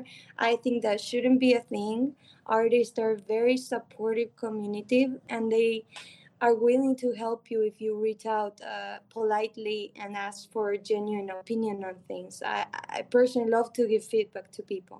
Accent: Argentina; moved away; I grew up in Argentina

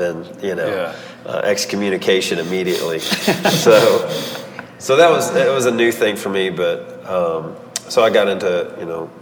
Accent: Louisville, Kentucky, United States; I'm from Louisville

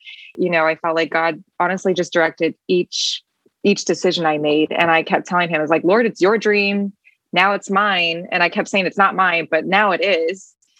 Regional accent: Peoria, Illinois, United States; also born or lived in Paris, France / Belgium / Detroit; I was born in Paris, lived in Belgium. So in Europe for a total of 8 years before we moved to Detroit, because my dad started working for Caterpillar and then led me to Peoria.

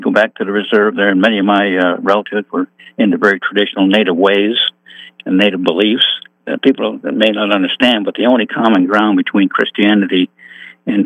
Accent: Niagara Falls, New York, United States; I grew up in Niagara Falls, New York

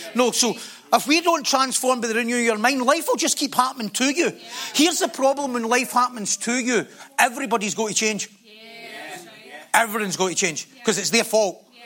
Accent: Scotland, United Kingdom; we're Scottish.

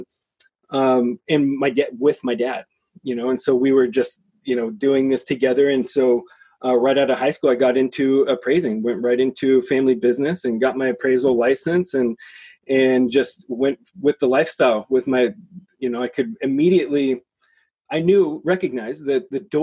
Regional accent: Seattle, Washington, United States; I'm born and raised in Seattle.

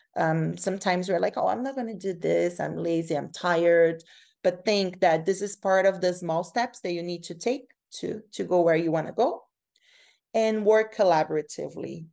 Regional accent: Brazil; moved away as an adult; now in Canada; I'm from Brazil. So, uh, when I came from Brazil to Canada to study

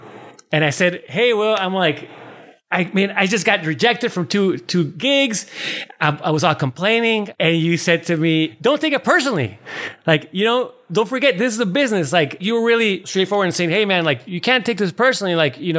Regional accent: New York City, New York, United States; now in Los Angeles, United States; I was just trying to get work in LA. I come from New York. I had a really, you know, successful career in New York.

